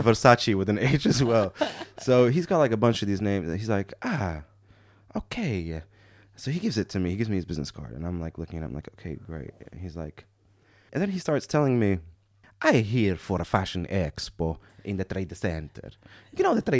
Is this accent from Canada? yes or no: no; Morocco; I'm from Morocco